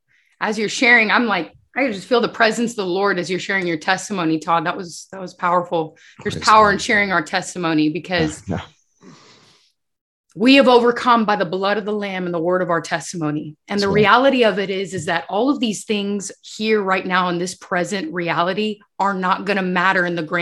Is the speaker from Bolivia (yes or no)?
yes; Bolivia; I grew up in Bolivia. And so my mom would always say the saying in Spanish, lies and sins have short legs.